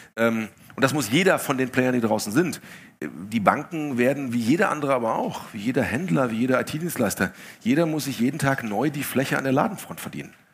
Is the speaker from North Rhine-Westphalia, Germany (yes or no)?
yes; Essen, North Rhine-Westphalia, Germany; ich bin in Essen aufgewachsen